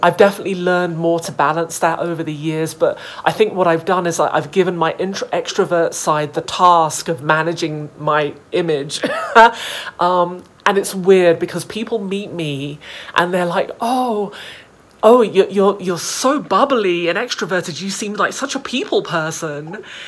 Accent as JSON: {"language": "English", "country": "United Kingdom", "tie": "born or raised there", "moved": "yes", "said": "I was raised, you know, yeah. in the organization in the UK"}